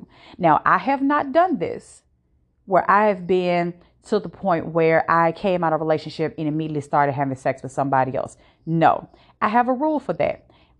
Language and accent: English; Virginia, United States; Now, I am not from the state that I currently live in. I am from Virginia.